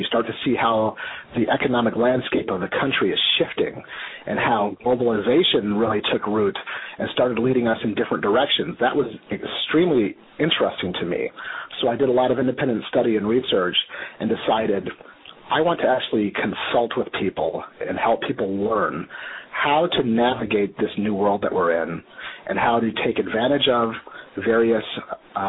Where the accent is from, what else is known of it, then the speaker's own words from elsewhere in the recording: Grand Rapids, Michigan, United States; moved away as an adult; also born or lived in Italy / Minnesota; I was born and raised in Grand Rapids, Michigan